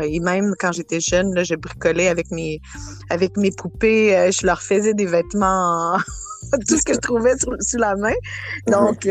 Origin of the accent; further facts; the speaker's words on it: Quebec City, Quebec, Canada; moved away as an adult; also born or lived in Matagami / Port-Cartier / Sept-Îles / Acadia; now in Montreal, Canada; à partir de, de, de l'âge de sept ans, j'ai, j'ai grandi à Québec, euh, la ville de Québec.